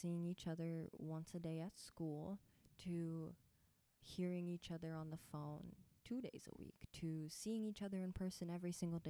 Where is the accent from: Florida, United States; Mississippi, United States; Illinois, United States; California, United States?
Florida, United States; I am part Uzbek, part Puerto Rican, and I'm from Florida.